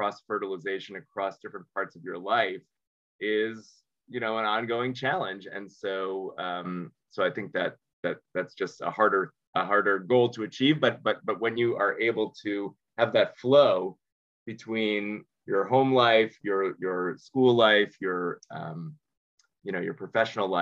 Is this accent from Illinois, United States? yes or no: no; Providence, Rhode Island, United States; moved away; also born or lived in New York / Israel; I grew up in Providence, Rhode Island